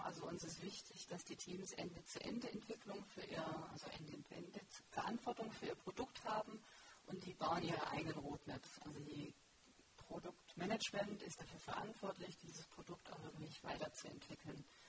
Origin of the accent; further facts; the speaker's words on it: Stuttgart area, Baden-Württemberg, Germany; ich komme aus dem Stuttgarter Raum